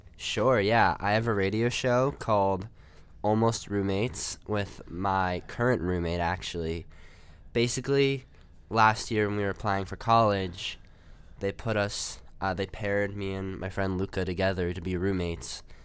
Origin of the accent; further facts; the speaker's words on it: New Jersey, United States; I'm from New Jersey